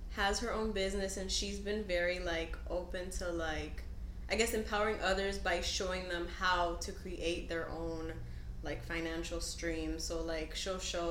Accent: Miami, Florida, United States; I was born in Miami

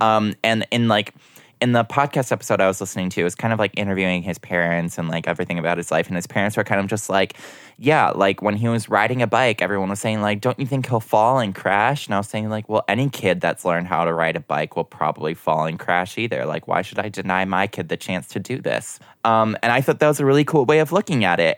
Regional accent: Minnesota, United States; I was born in Minnesota

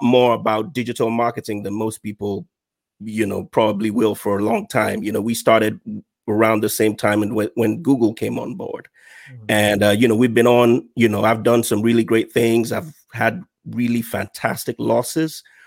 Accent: Nigeria; moved away as an adult; now in United States; I'm a Nigerian uh, by birth. Uh, I moved to the U.S. about two years ago

